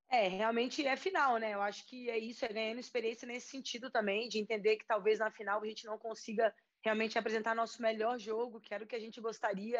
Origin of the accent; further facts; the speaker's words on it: Brasília, Federal District, Brazil; now in São Paulo, Brazil; eu sou de Brasília, é, jogo futebol desde, desde sempre, na rua, com amigos, com vizinhos.